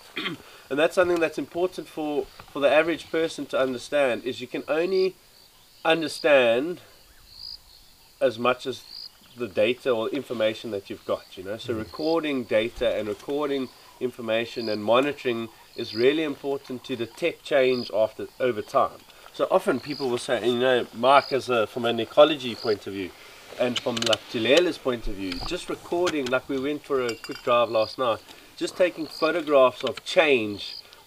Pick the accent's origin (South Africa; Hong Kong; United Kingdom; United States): South Africa; I grew up in South Africa